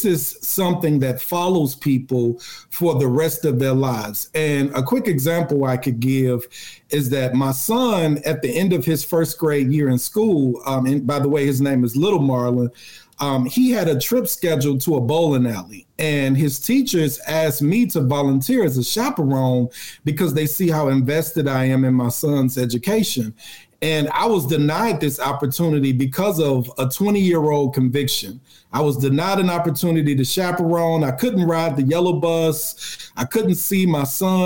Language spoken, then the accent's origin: English; Chicago, Illinois, United States; Where I grew up on the South Side